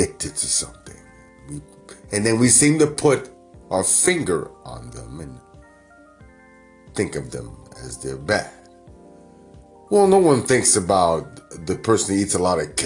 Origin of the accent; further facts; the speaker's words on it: New York, United States; now in Northern California, United States; Growing up in New York